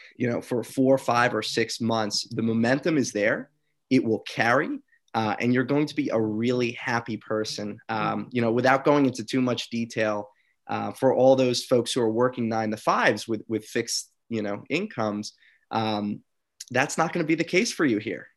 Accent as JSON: {"language": "English", "region": "New York", "country": "United States", "said": "I'm from New York"}